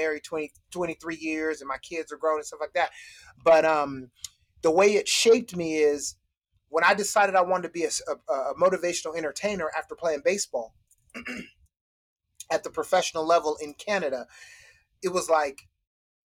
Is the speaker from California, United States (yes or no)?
yes; Citrus Heights, California, United States; also born or lived in Utah; I grew up in Citrus Heights with a family that was loving